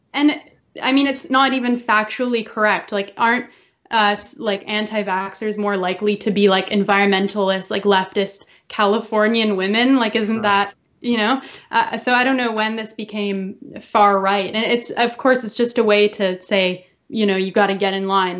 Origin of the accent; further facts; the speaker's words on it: Canada; I envy the American spirit that we do not have in Canada